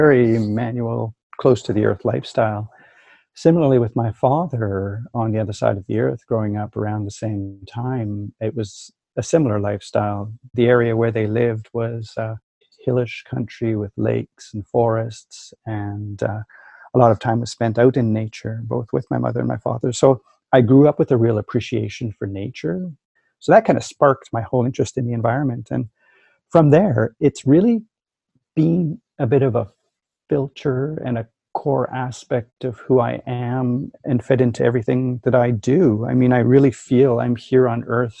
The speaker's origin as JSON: {"language": "English", "town": "Winnipeg", "region": "Manitoba", "country": "Canada", "tie": "born or raised there", "said": "So I grew up in Winnipeg. I'm a prairie boy"}